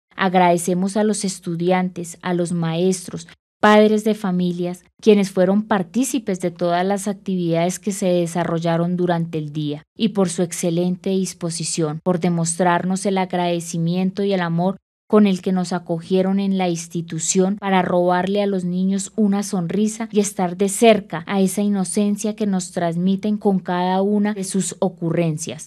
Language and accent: Spanish; Colombia; nuestro país